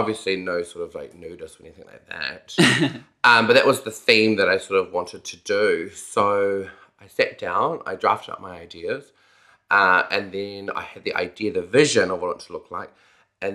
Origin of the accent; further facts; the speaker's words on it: Napier, Hawke's Bay, New Zealand; also born or lived in Wellington; now in Auckland, New Zealand; I come from a town called Napier, Hawke's Bay